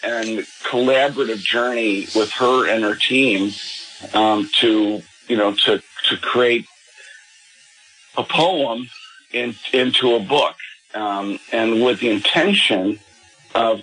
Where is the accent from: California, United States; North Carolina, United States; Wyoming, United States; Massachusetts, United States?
California, United States; Los Angeles; a parish priest in my hometown out in California, in Pacific Palisades